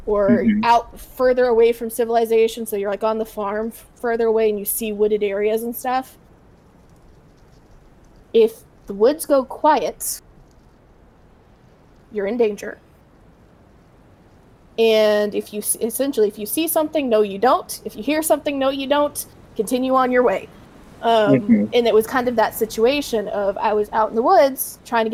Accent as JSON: {"language": "English", "region": "Deep South", "country": "United States", "tie": "born or raised there", "said": "Growing up in the Deep South"}